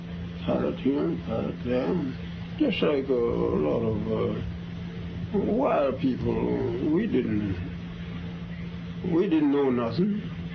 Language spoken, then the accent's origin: English; Charlottesville, Virginia, United States; I was born in Charlottesville, Virginia.